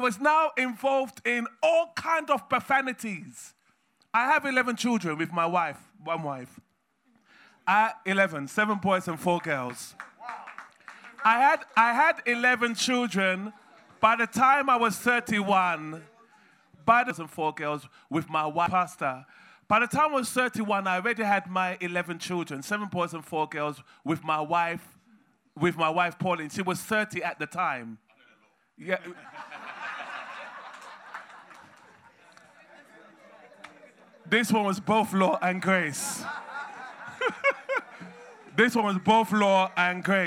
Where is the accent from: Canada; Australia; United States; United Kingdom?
United Kingdom; England; I was born in England